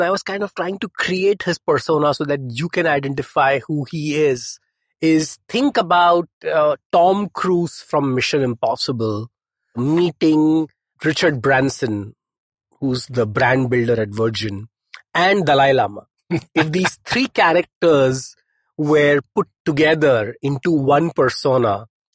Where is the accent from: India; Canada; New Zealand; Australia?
India; Mumbai, Maharashtra; I grew up in Chembur